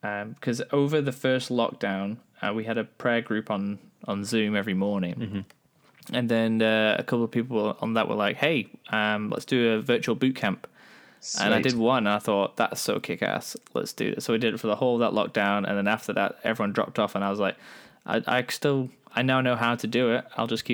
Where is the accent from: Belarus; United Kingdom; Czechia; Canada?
United Kingdom; England; my upbringing is vaguely Christian because I'm from England